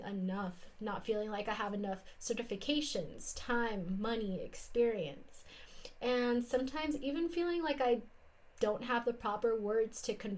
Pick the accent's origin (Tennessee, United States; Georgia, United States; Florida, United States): Florida, United States; South; now in Salt Lake City, United States; in sunny South Florida, now living in Ute and Paiute lands, which are now called Salt Lake City, Utah